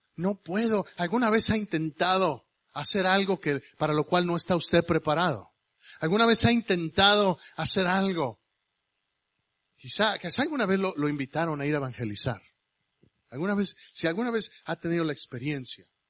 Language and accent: Spanish; Mexico; now in United States; yo soy mexicano. Yo soy americano también porque me hice americano por esa gringa que está ahí atrás